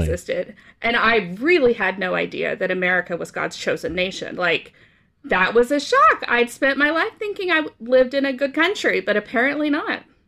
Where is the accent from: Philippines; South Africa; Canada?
Canada; moved away as an adult; also born or lived in Oklahoma / Brazil; I grew up in, uh, Canada